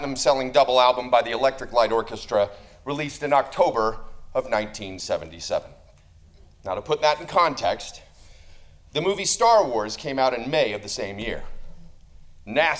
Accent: Tulsa, Oklahoma, United States; I was a 12-year-old boy growing up in Tulsa, Oklahoma

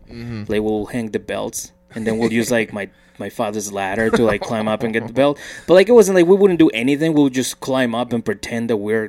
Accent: Mexico; So, anyways, in Mexico, growing up in Mexico, it's, like... It's just part of the culture.

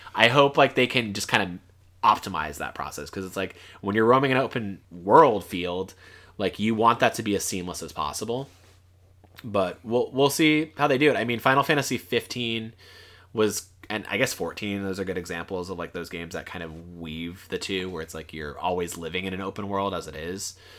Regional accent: South Florida, United States; I'm from the South

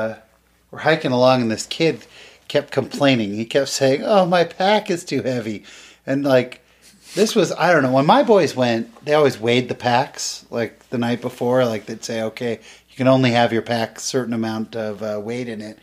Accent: California, United States; Growing up in California

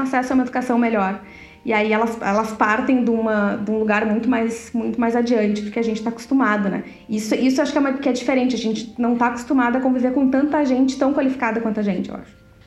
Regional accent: Brazil; moved away as an adult; now in Netherlands; a gente saiu do Brasil

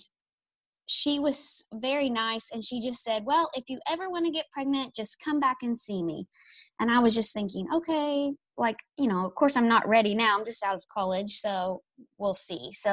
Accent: East Tennessee, United States; moved away as an adult; now in Nashville, United States; I'm from East Tennessee, and then I moved to Nashville for a job.

